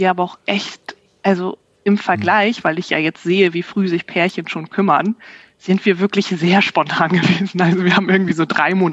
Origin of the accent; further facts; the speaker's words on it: Bremervörde, Lower Saxony, Germany; Und ich komme ursprünglich aus Bremerförde.